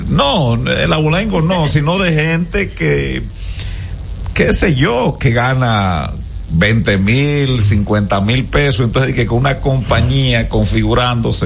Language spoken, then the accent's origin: Spanish; Gaspar Hernández, Espaillat, Dominican Republic; moved away; mi pueblo, mm. para Gaspar Hernández